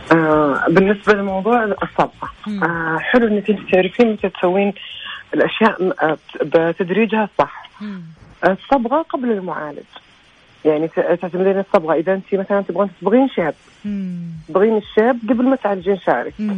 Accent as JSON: {"language": "Arabic", "country": "Saudi Arabia", "said": "عندنا في السعوديه"}